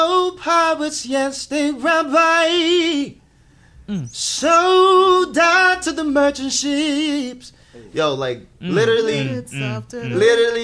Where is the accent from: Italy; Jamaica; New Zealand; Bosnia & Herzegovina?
Jamaica; moved away; being an English Jamaican, you know, fresh in the city, you know, speaking just a bit of French